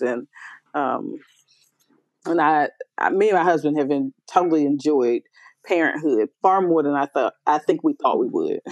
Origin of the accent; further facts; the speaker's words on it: United States; moved away as an adult; also born or lived in New York; now in Memphis, United States; I'm from you know uh, that Washington D.C. Maryland area